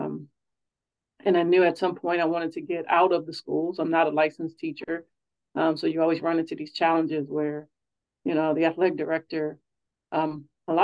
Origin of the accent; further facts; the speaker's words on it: Hammond, Indiana, United States; moved away as an adult; also born or lived in Louisiana; now in Oregon, United States; I am born and raised in Hammond, Indiana, which is a town just south and east of downtown Chicago